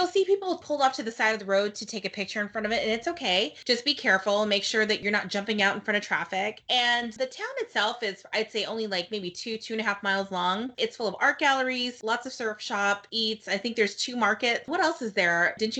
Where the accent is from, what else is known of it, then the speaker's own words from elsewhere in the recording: Haleiwa, Hawaii, United States; when I grew up in Haleiwa, it was still a surf town, and now it's, like, super touristy